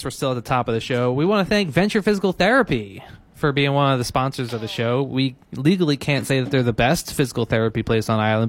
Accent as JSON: {"language": "English", "town": "Philadelphia", "region": "Pennsylvania", "country": "United States", "tie": "born or raised there", "said": "Creed, which was shot in my hometown of Philadelphia."}